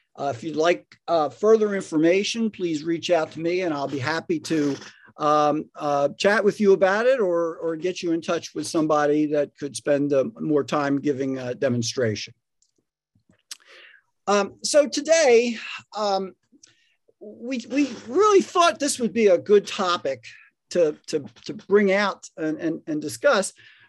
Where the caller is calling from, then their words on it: Raleigh, North Carolina, United States; I'm joining you from Raleigh, North Carolina, and Ed's coming from Atlanta.